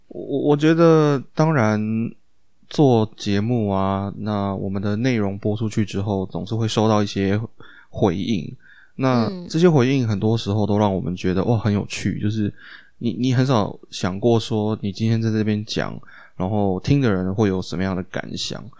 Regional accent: Taiwan; first language Chinese; 我们台湾人

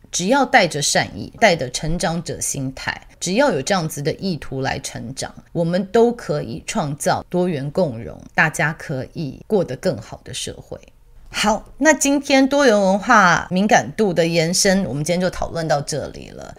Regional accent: Taiwan; moved away; also born or lived in Australia; 我以前在澳洲的时候啊，我们其实很多台湾人是一起移民过去的

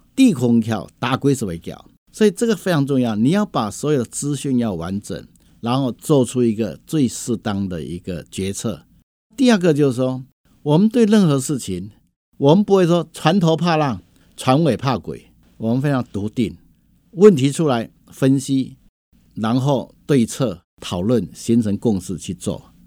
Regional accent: Hsinchu County, Taiwan; 我们是土生土长在新竹县这块土地

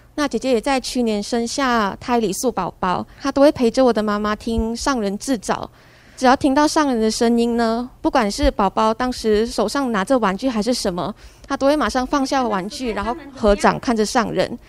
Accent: George Town, Penang, Malaysia; moved away as an adult; now in Taiwan; 我来自槟城马来西亚。那我们家是在二零零三年的时候就开始接触慈济。我当时是八岁。那， 那也是我第一次参加慈幼班

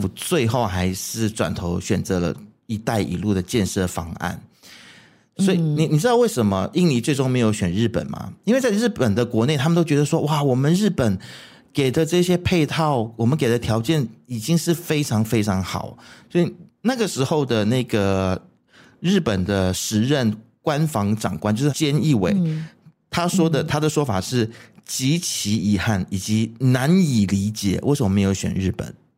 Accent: Malaysia; 为什么我们马来西亚人就是走出去，有时候不太敢承认自己是马来西亚人。

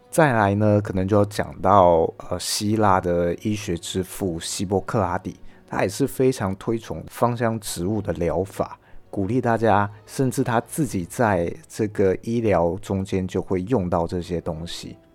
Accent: Taiwan; 我爸大概在一九八八年开始在台湾 呃，进口国外的精油到台湾来卖

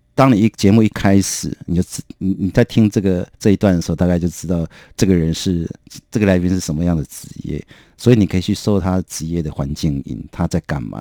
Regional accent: Kinmen County, Taiwan; moved away; 我的出身比较是一个很保守的封闭的小岛，啊，我金门啊，对，我是金门人

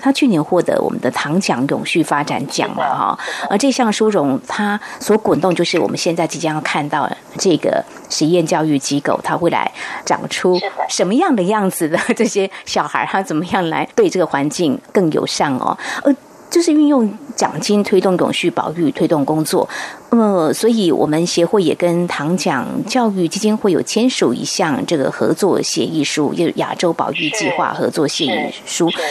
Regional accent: rural central-southern Taiwan, Taiwan; 因为我是在中南部乡下长大的孩子哦

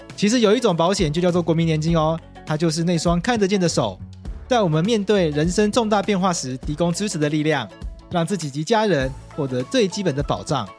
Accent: Taipei, Taiwan; 我这个就是在台北长大的东部人

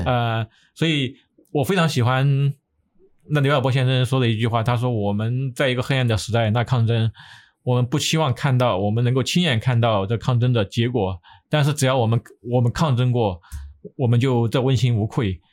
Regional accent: Sichuan, China; moved away as an adult; also born or lived in Taiwan; now in United States; 从地域上来说，我在这个四川出生

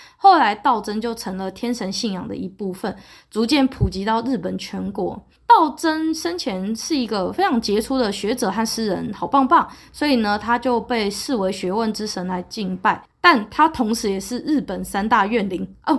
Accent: Taiwan; 对我一个台湾人来说

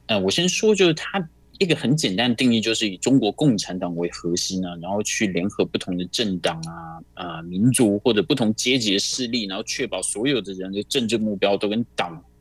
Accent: Taiwan; 我们台湾这边是马总统执政嘛

